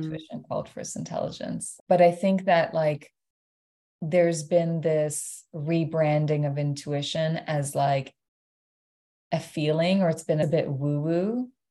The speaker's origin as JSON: {"language": "English", "country": "Iran", "tie": "born or raised there", "moved": "yes", "lives_now": "Toronto, Canada", "said": "born and raised in Iran."}